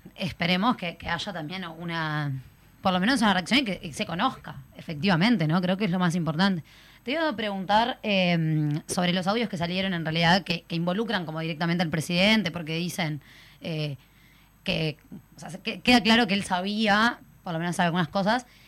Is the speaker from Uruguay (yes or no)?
yes; Uruguay; tenemos como los uruguayos